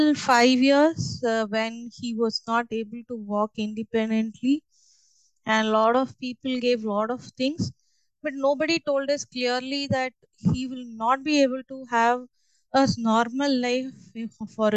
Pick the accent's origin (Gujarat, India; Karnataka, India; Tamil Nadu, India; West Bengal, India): Tamil Nadu, India; Chennai; moved away as an adult; also born or lived in Mumbai, India; I was born and brought up in Chennai.